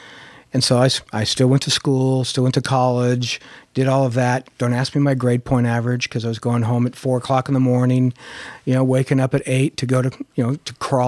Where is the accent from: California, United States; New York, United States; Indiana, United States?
California, United States; San Fernando Valley; because I grew up in the San Fernando Valley